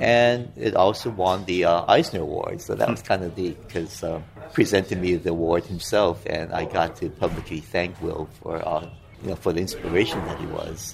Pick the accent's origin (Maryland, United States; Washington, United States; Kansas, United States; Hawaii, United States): Hawaii, United States; moved away as an adult; also born or lived in Kyoto, Japan; now in Southern California, United States; I grew up in Hawaii, mm. spent about 20, about 22, 23 years there. And now I live in Southern California